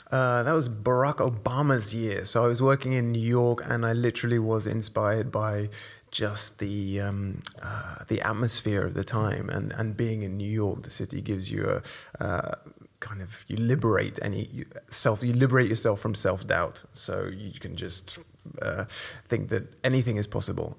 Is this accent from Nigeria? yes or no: yes; Nigeria; moved away; I was born and brought up in Nigeria